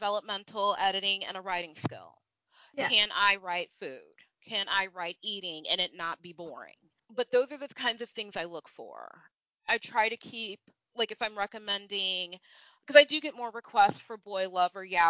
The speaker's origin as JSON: {"language": "English", "country": "United States", "tie": "born or raised there", "said": "growing up in the States, I'm not white"}